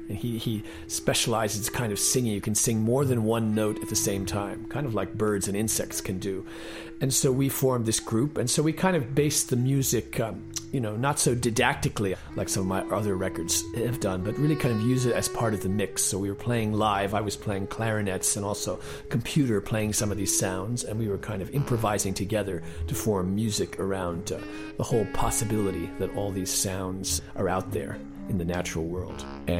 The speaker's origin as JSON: {"language": "English", "region": "Connecticut", "country": "United States", "tie": "born or raised there", "said": "Well, I grew up in Connecticut, kind of in the suburban countryside"}